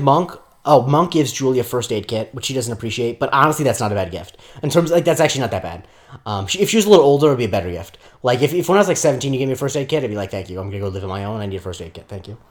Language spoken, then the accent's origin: English; Florida, United States; also born or lived in Rockland County, New York; I'm from Florida